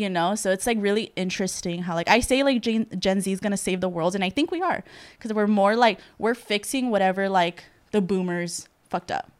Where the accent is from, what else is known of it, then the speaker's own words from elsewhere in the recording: El Salvador; I'm from El Salvador